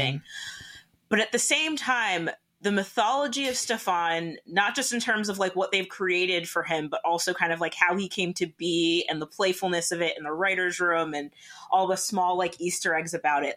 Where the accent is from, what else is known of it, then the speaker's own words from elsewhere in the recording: Canada; I'm Canadian.